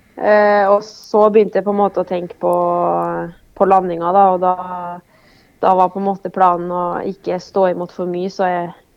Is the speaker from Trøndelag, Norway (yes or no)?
yes; Oppdal, Trøndelag, Norway; moved away; har det vært veldig mye hjemme på Oppdal